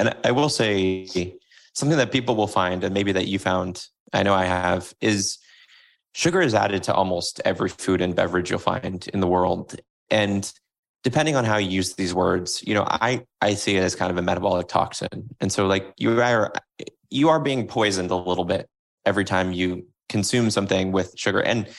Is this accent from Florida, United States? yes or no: yes; Florida, United States; So when I grew up in Florida, getting the sweetened tea was a thing.